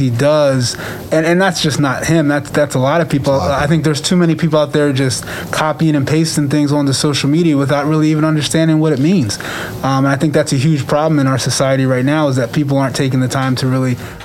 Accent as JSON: {"language": "English", "town": "Cherry Hill", "region": "New Jersey", "country": "United States", "tie": "born or raised there", "said": "growing up in Cherry Hill, which is a high Jewish area"}